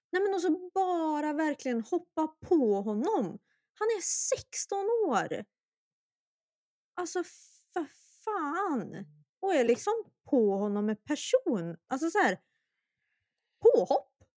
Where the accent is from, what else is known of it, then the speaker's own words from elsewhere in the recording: Sweden; jag är att vara svensk